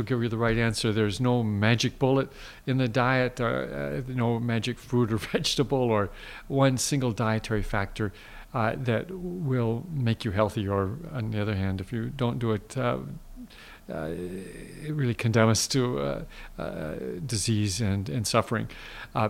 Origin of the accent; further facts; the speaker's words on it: Midwest, United States; I grew up in the Midwest where it was normal a day or once or twice a day to have that white mountain on your plate